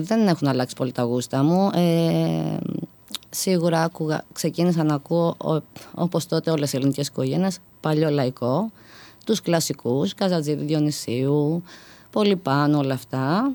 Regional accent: Athens, Attica, Greece; είμαι από την Αθήνα

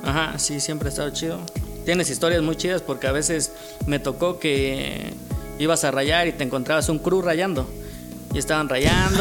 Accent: Oaxaca, Mexico; Soy de aquí, de, de Oaxaca. Llevo he eh, toda mi vida aquí en Oaxaca

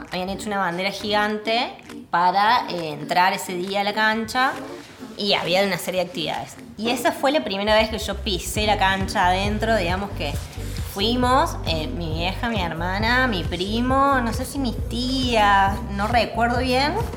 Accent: Córdoba, Argentina; yo nací me crié en Alberdi

